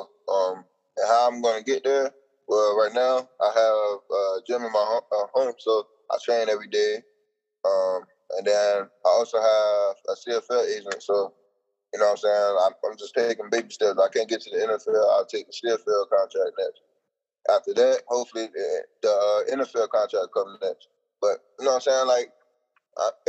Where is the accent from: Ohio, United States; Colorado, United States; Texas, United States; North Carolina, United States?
North Carolina, United States; I'm from North Carolina